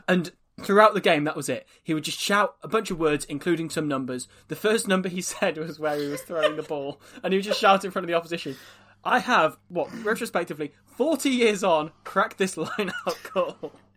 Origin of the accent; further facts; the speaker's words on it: Wales, United Kingdom; we're from Wales